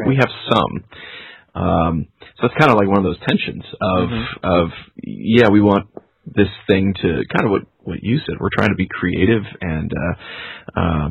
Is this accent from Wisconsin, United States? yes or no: no; New York, United States; I'm from New York